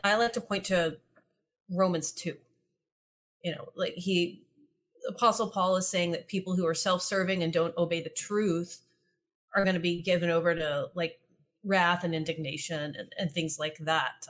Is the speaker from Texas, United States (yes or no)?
yes; East Texas, United States; I grew up in East Texas